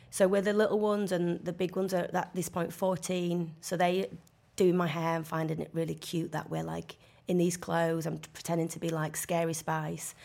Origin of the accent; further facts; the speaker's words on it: Leeds, Yorkshire and the Humber, United Kingdom; accent: northern; I'm from Leeds and people do talk like